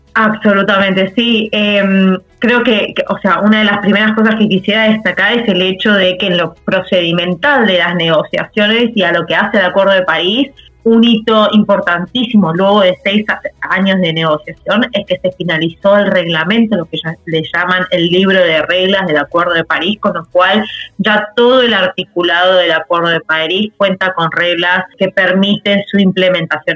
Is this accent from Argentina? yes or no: yes; Argentina; como país, como Argentina